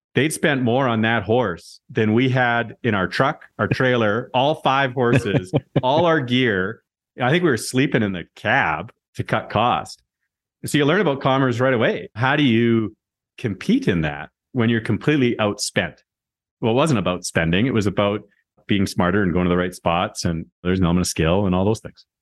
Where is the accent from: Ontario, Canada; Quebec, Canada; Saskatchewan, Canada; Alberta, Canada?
Saskatchewan, Canada; Moose Jaw; I was a kid from Moose Jaw